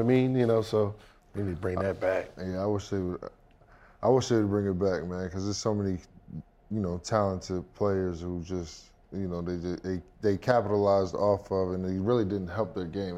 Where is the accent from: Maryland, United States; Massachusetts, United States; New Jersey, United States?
New Jersey, United States; Millstone; also born or lived in Lakewood, New Jersey; grew up in a spot called Millstone, New Jersey